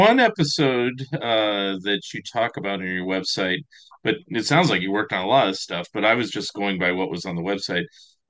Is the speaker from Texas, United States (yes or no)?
no; San Francisco Bay Area, California, United States; now in Oregon, United States; I'm from the Bay Area, San Francisco Bay Area, and I've gone there a few times. I'm in Oregon now